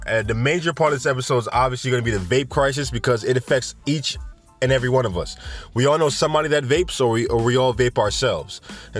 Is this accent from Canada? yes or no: no; Jamaica; Anyway, we have Jamaica, my home country. I don't know why I said home country in a country accent.